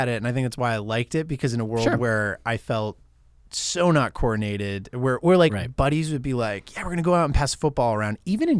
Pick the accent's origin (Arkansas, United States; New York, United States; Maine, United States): Maine, United States; I grew up in Maine. We would drive up to old Quebec.